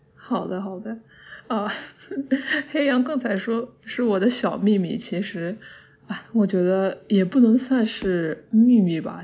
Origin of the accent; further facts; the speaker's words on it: Jiangsu-Zhejiang-Shanghai area, China; moved away; 我本身是那一，那一块出来的，我是老家在那边，基本上算是我的一个乡音